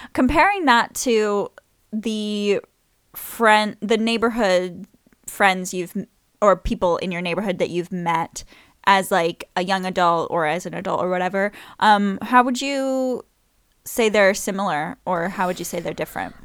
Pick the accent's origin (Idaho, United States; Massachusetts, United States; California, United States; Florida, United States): Florida, United States; Saint James City; also born or lived in New Orleans, Louisiana / English countryside; now in England, United Kingdom; I grew up in Florida, even though I was born in New Orleans, but, um, where we lived, uh, was a little place called Pine Island.